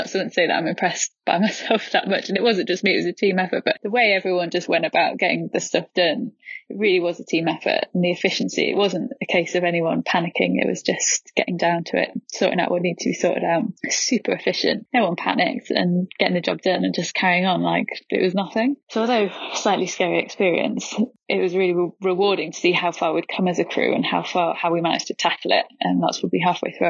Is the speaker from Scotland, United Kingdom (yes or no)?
no; Leeds, Yorkshire and the Humber, United Kingdom; I'm 29 and I'm from Leeds